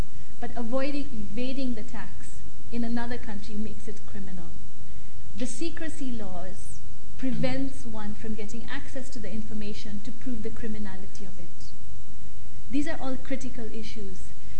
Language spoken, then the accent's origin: English; Kenya; I am Kenyan, incidentally.